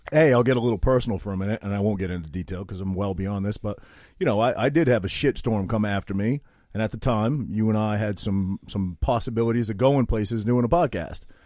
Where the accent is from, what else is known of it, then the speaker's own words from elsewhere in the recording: Maine, United States; I'm this kid from Maine